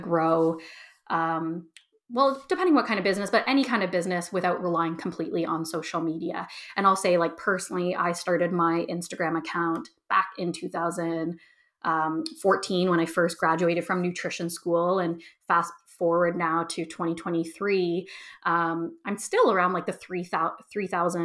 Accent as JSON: {"language": "English", "town": "Toronto", "region": "Ontario", "country": "Canada", "tie": "born or raised there", "also_born_or_lived": "Edmonton, Alberta", "moved": "as an adult", "said": "move back to my hometown of Toronto"}